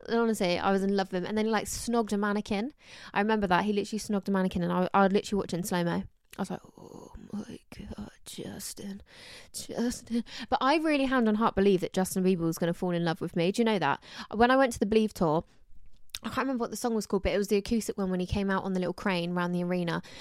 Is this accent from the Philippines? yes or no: no; Somerset, South West England, United Kingdom; also born or lived in London; I'm from, like, an hour away from Bristol, so it's not too far, but from Somerset